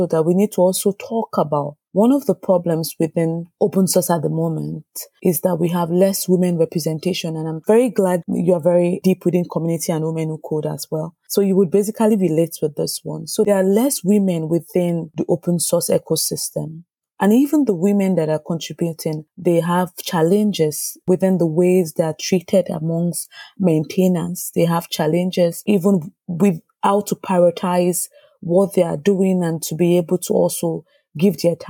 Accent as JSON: {"language": "English", "country": "Nigeria", "tie": "born or raised there", "moved": "as an adult", "lives_now": "Sweden", "said": "I grew up in Nigeria, like I said, and at the time I grew up, the trending careers were doctors, engineers, lawyers."}